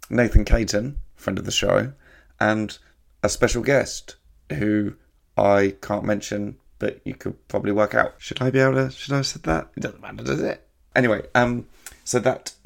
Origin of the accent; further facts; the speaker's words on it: England, United Kingdom; we're English